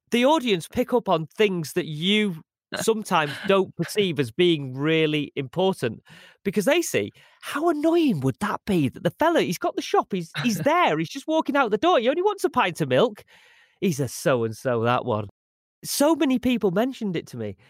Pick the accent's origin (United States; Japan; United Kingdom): United Kingdom; Manchester, North West England; I spent a lot of time growing up in Moss Side